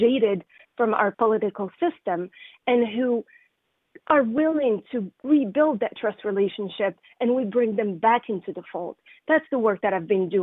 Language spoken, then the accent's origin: English; Morocco; moved away as an adult; now in Brookline, United States; I came from Morocco. When I was 20 years old